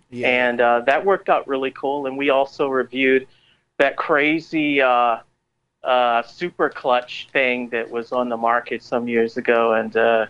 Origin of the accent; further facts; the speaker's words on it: Savannah, Georgia, United States; also born or lived in Staten Island, New York / Florida; I'm from Savannah, Georgia. I was born here. But I also grew up in New York City on Staten Island.